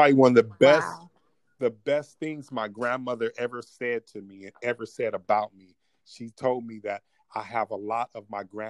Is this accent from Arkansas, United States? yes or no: no; Los Angeles, California, United States; I'm from L.A.